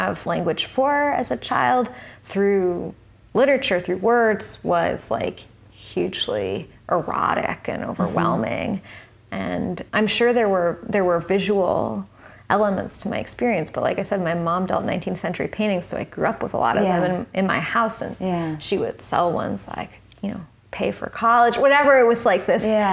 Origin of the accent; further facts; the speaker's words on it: New York City, New York, United States; where I grew up in Tribeca in the 90s or in the 80s